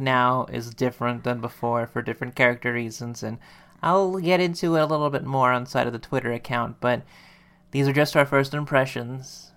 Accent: United States

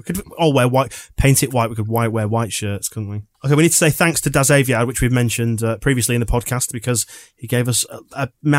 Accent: Bradford, Yorkshire and the Humber, United Kingdom; I was born in Bradford, unfortunately, for my sins, and reside in the city.

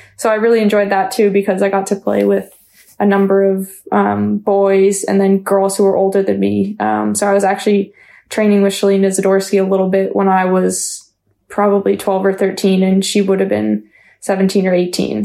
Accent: London, Ontario, Canada; I grew up playing soccer in London

